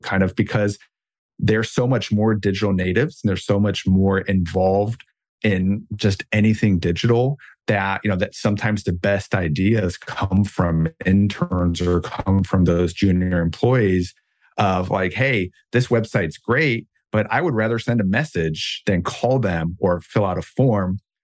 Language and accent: English; Germany; moved away; I grew up in Germany, my German upbringing